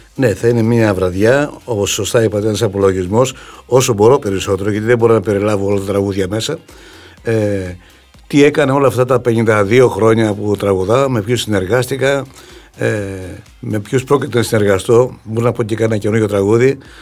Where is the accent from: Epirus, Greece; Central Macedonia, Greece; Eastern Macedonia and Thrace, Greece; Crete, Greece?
Central Macedonia, Greece; Doumpia; moved away as an adult; το χωριό μου. Ένα χωριό το οποίο και τα παιδικά μου, στα παιδικά μου χρόνια φαντάζει ακόμα ένα πολύ όμορφο χωριό